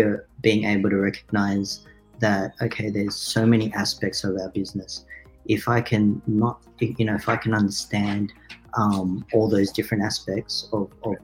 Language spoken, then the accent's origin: English; Australia; also born or lived in Philippines; we had growing up in Australia